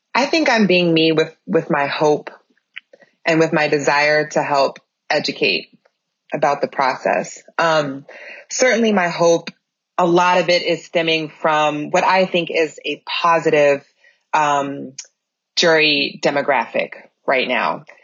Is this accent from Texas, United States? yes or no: no; Minnesota, United States; moved away as an adult; also born or lived in Georgia / North Carolina; I have an obligation as a Minnesotan, um, for having lived away for 15 years